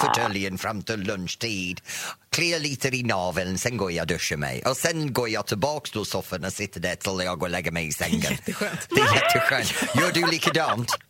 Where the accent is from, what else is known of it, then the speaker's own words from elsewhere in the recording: England, United Kingdom; Swedish is a second language; now in Sweden; Jag växte upp med Eurovision i England